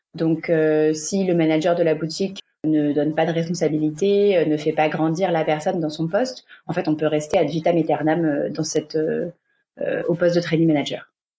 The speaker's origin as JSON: {"language": "French", "country": "France", "moved": "as an adult", "lives_now": "Barcelona, Spain", "said": "Je suis française, mais je vis à Barcelone depuis bientôt quatre ans."}